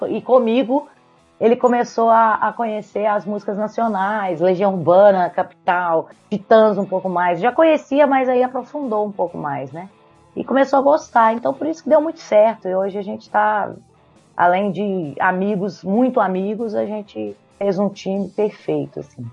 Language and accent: Portuguese; Belo Horizonte, Minas Gerais, Brazil; moved away as an adult; now in Ilhabela, Brazil; eu sou de Belo Horizonte